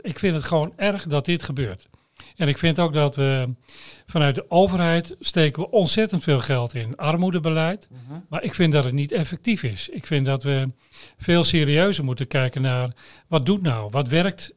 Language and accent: Dutch; Veenkoloniën, Netherlands; je redden in de Veenkolonie